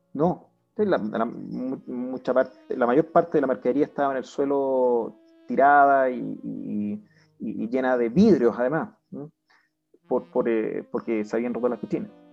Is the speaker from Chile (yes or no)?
yes; Chile; como chileno como padre de familia, como empresario